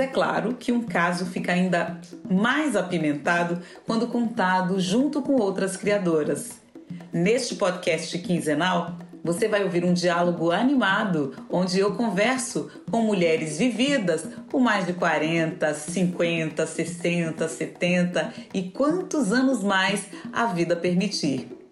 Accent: Brasília, Federal District, Brazil; also born or lived in Germany; Eu sou de Brasília

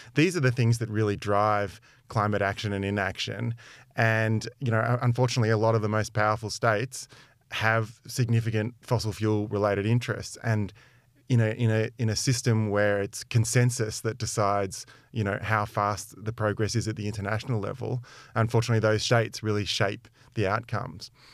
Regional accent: Melbourne, Victoria, Australia; moved away as an adult; now in London, United Kingdom; I grew up in Melbourne

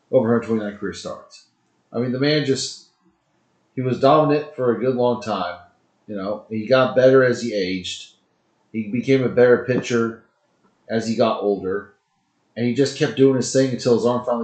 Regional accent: Texas, United States; People because hey, we're from Texas, you know. This Texas.

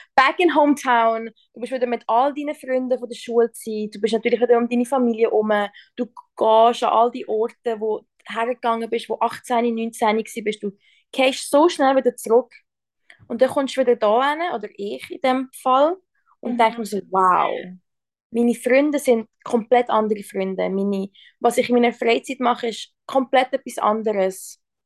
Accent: Switzerland; moved away as an adult; now in United States; dass ich in der Schweiz aufgewachsen bin

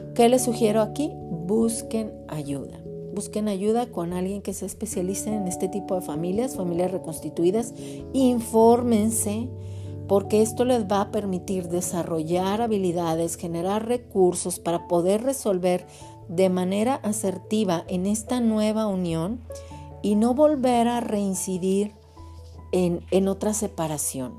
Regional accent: Mexico; somos de aquí de México

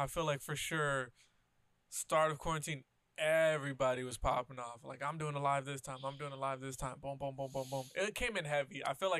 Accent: California, United States; I'm from California.

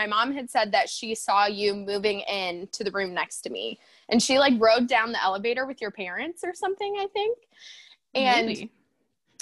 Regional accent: Huron, Ohio, United States; also born or lived in Akron, Ohio; So I grew up in Huron and then decided to go to Akron for college. And it's like an hour and 20 minutes away

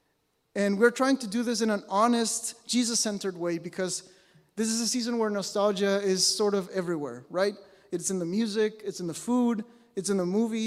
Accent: Mexico; moved away as an adult; now in British Columbia, Canada; I was born and raised in Mexico

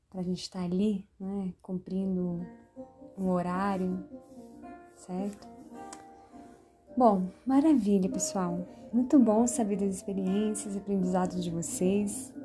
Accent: Brasília, Federal District, Brazil; eu sou de Brasília

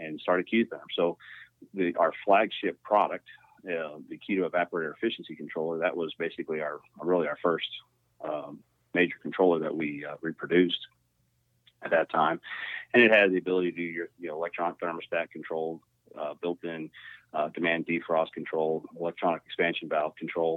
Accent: Washington, Missouri, United States; I grew up in Washington, Missouri. So it's just a little outside of St. Louis, Missouri

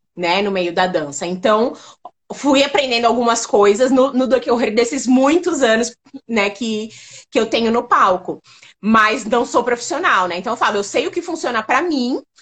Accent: São Paulo, Brazil; eu sou de São Paulo, né? Sou, sou paulista

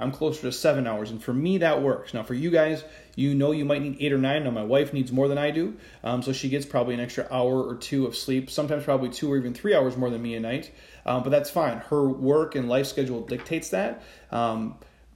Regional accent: Midwest, United States; I'm from the Midwest

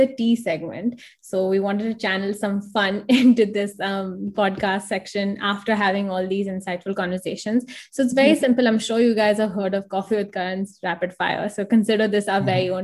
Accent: Hong Kong; I'm from Hong Kong

